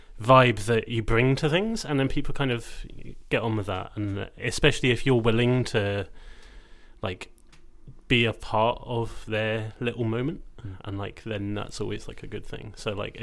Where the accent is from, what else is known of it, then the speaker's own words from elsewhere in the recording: Scotland, United Kingdom; being Scottish